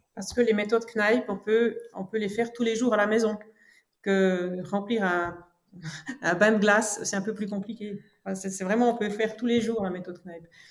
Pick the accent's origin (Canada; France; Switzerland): Switzerland; French-speaking Switzerland, Romandy; je suis née en Suisse romande, donc du côté francophone. Mes parents sont de germanophone, mais moi, je suis née ici en Suisse romande